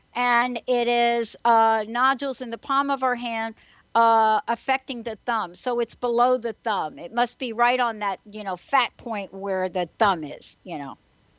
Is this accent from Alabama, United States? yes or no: no; New York City, New York, United States; born there; My birth time is, well, between 12 noon and 12:30 lunchtime, my mother said. I was born in Manhattan in New York City, and 9/20/49 is my birth date.